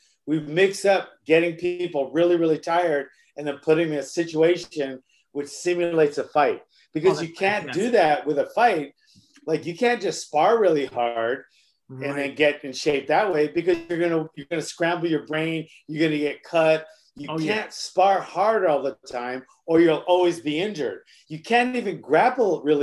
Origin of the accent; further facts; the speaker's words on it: Honolulu, Hawaii, United States; moved away; also born or lived in Woodland Hills, California; I lived in Kamiki, which isn't really a nicer area. So I'm from Kamiki, but I got to go to Kahala Elementary